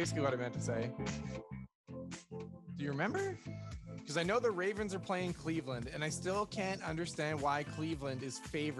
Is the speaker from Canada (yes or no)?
yes; Canada; That's a good thing about being a Canadian Cowboys fan.